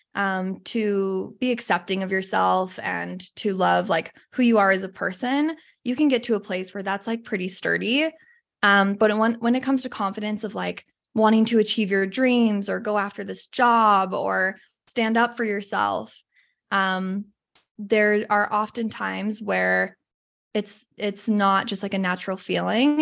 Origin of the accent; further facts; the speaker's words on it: Salt Lake City, Utah, United States; I grew up in Salt Lake City, a little bit north of Salt Lake